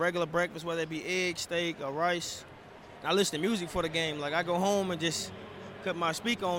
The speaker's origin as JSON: {"language": "English", "town": "Louisville", "region": "Kentucky", "country": "United States", "said": "I'm from Louisville, Kentucky."}